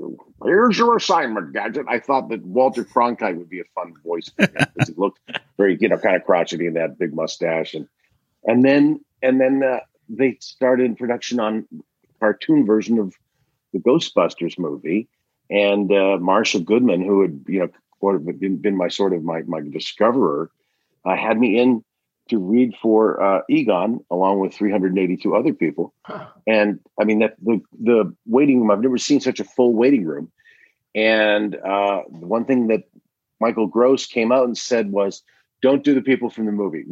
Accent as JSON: {"language": "English", "country": "Canada", "also_born_or_lived": "Toronto", "moved": "yes"}